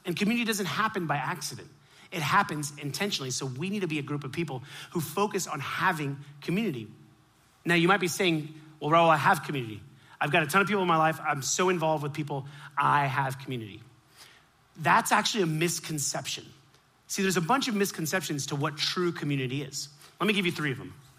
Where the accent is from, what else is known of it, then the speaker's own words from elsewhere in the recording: Miami, Florida, United States; I grew up in Miami